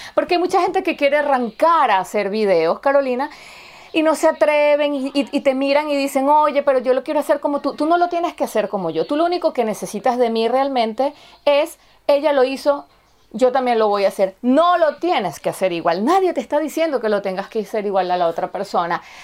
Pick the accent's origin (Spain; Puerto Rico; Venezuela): Venezuela; moved away; nosotras somos venezolanas, estamos fuera de nuestro país de origen